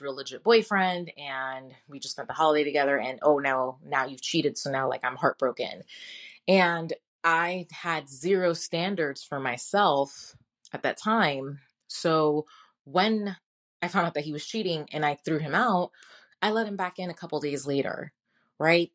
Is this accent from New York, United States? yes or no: yes; New York City, New York, United States; moved away; also born or lived in Kentucky; I was born in Brooklyn, New York, born and raised